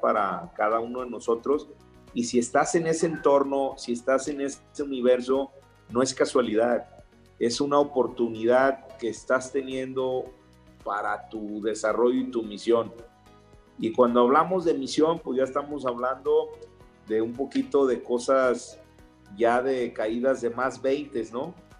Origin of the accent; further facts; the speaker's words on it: Mexico; los mexicanos somos mexicanos, no ingleses